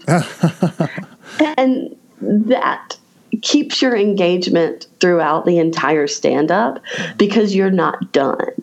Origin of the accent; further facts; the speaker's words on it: Raleigh, North Carolina, United States; my hometown of Raleigh, North Carolina